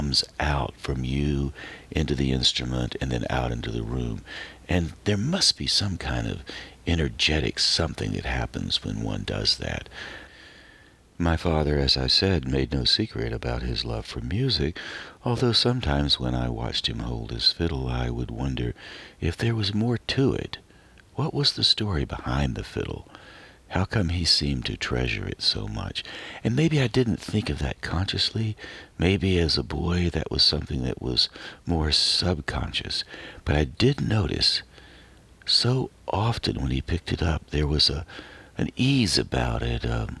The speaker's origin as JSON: {"language": "English", "region": "Western North Carolina", "country": "United States", "moved": "yes", "said": "I moved out away from Western North Carolina"}